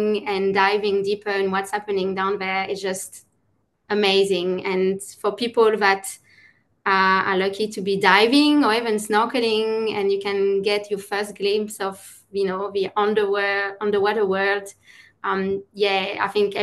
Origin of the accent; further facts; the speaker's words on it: France; now in Australia; I'm originally from France, and when I live in France, is nothing close to the ocean.